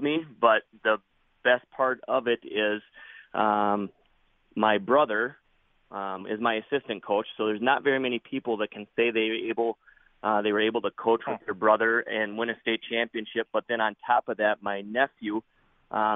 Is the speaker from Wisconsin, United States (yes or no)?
yes; Prairie Farm, Wisconsin, United States; I grew up in Prairie Farm, which is half the size of Boyceville.